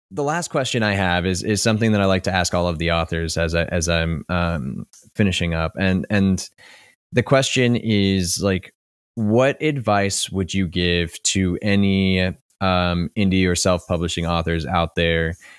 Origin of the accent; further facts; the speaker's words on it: Kentucky, United States; moved away; I'm originally from Kentucky